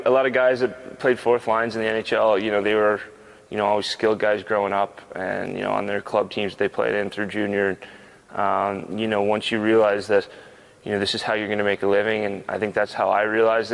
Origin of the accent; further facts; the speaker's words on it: Canada; moved away as an adult; also born or lived in Vancouver; now in Philadelphia, United States; I'm Canadian too